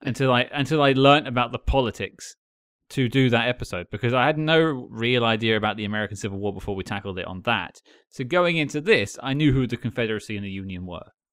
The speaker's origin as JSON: {"language": "English", "country": "United Kingdom", "said": "as an outsider, as Cam pointed out, I'm British."}